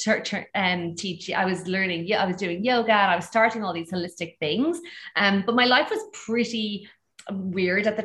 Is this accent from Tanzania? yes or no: no; Ireland; accent: Irish; moved away as an adult; also born or lived in Bali / Greece; you'll hear from my accent, I'm actually originally Irish